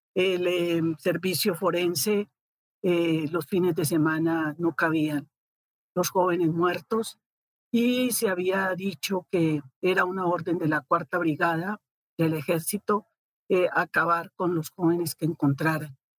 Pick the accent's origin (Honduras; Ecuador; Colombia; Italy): Colombia; moved away as an adult; now in Mexico; los colombianos que estábamos acá